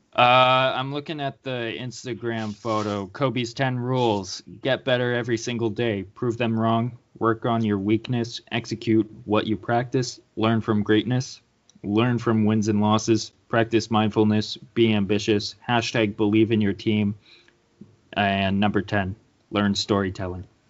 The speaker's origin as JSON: {"language": "English", "country": "Canada", "said": "I'm Canadian."}